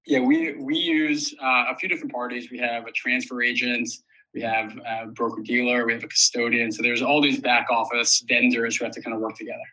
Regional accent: New York City, New York, United States; I did grow up in New York City. I live here currently.

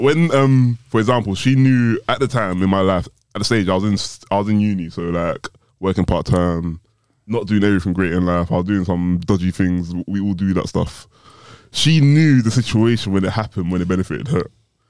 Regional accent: Nigeria; I think in our culture as all Nigerian men

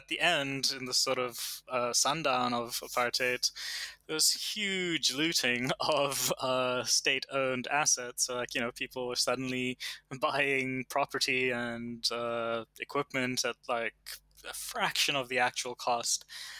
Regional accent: Canada; born there; the fact that I was born in Canada is a direct, it's a direct impact of apartheid.

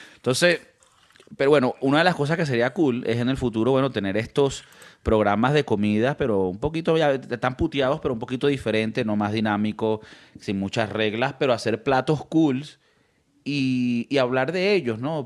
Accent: Venezuela; now in Spain; como venezolano

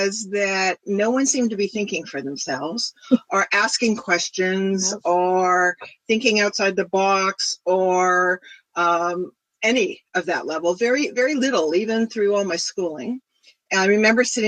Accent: Marin County, California, United States; I was raised in Marin County

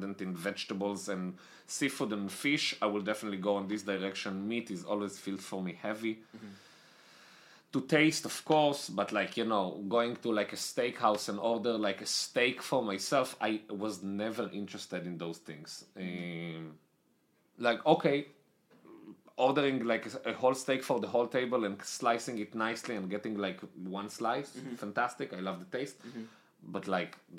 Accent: Israel; accent: Israeli; moved away as an adult; also born or lived in Italy; now in United States; I'm Israeli. I lived in Israel most of my life. I was born in Israel, then I moved to Italy.

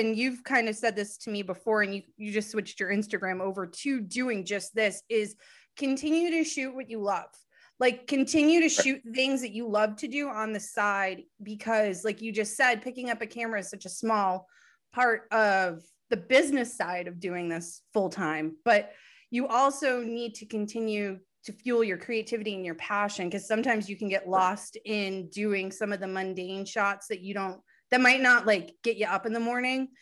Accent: Northeast, United States; we're from the Northeast

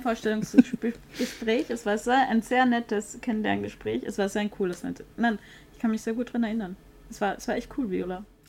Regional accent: Vienna, Austria; ich komme ja aus Wien

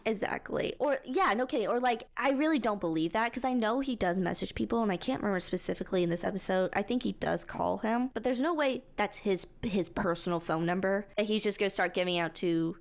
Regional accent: Texas, United States; Growing up in Texas, driving forty minutes to get somewhere is pretty, like, that's pretty normal.

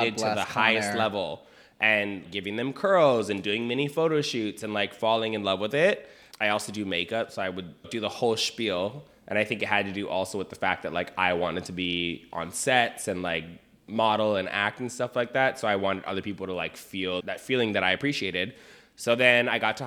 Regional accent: Hawaii, United States; moved away; I grew up in Hawaii. That's where I'm from

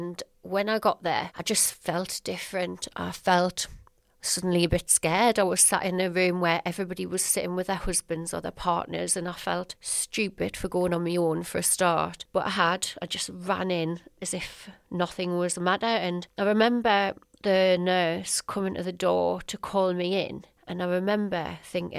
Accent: Sunderland, North East England, United Kingdom; ran a small hair and beauty business in my hometown of Sunderland

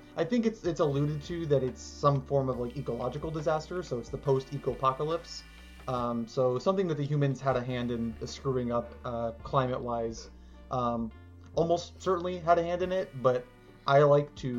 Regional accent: Tallahassee, Florida, United States; I'm from Tallahassee

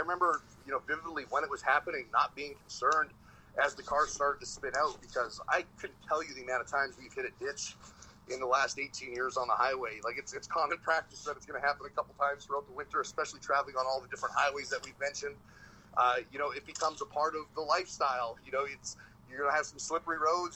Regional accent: Canada; us Canadian wrestlers

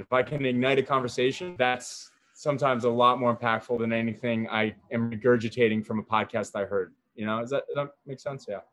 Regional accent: New Jersey, United States; I was born and raised in Jersey

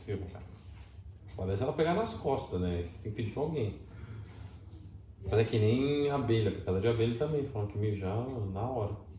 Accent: Brazil; moved away; como brasileiro

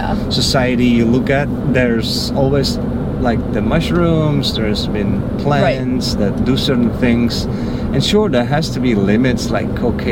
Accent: Netherlands; moved away; So I'm from the Netherlands.

